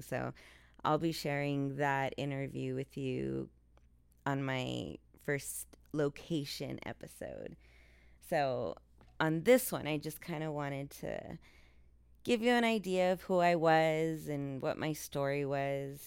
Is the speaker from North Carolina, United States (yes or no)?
no; El Paso, Texas, United States; my hometown of El Paso, Texas